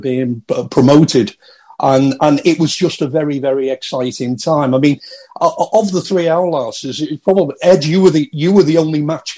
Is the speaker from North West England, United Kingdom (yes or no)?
yes; Liverpool, North West England, United Kingdom; I was only a little boy growing up in Liverpool at the time